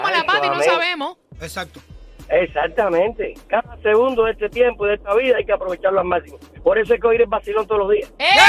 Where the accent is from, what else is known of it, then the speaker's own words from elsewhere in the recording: Nicaragua; Yo, yo soy nicaragüense.